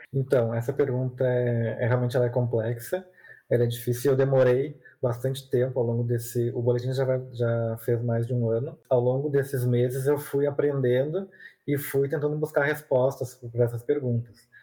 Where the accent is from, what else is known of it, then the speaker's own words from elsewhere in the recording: Porto Alegre, Rio Grande do Sul, Brazil; eu sou aqui de Porto Alegre